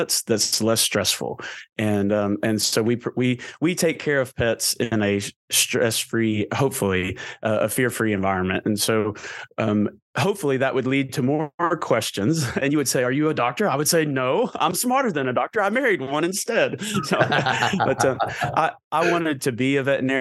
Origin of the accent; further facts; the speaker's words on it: Murfreesboro, Tennessee, United States; I grew up in Murfreesboro, Tennessee.